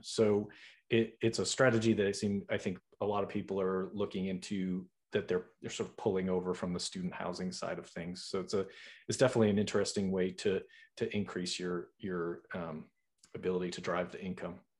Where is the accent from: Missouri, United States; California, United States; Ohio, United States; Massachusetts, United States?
Massachusetts, United States; Boston; I'm from Boston, so I'm a, I'm a northeaster myself